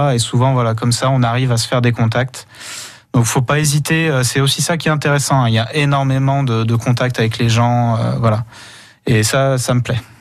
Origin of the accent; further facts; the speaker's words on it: Saint-Étienne, Auvergne-Rhône-Alpes, France; moved away as an adult; also born or lived in Franche-Comté; me voilà de retour dans ma région d'origine à Saint-Étienne